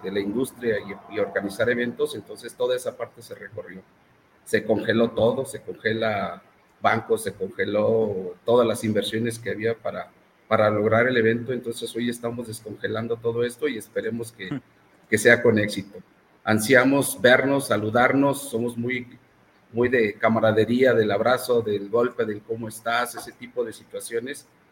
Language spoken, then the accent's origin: Spanish; Mexico; como mexicanos